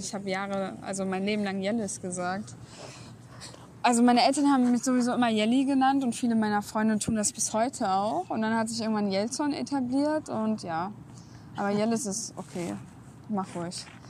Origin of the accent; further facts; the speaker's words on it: Bielefeld, North Rhine-Westphalia, Germany; ich aus Bielefeld komme